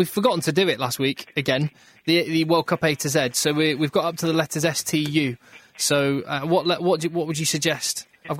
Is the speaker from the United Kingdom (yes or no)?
yes; England, United Kingdom; as an Englishman